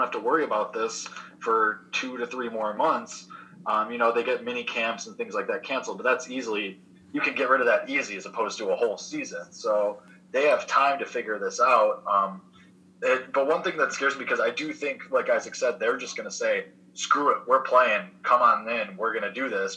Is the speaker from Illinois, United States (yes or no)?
yes; Chicago, Illinois, United States; I'm a Chicago kid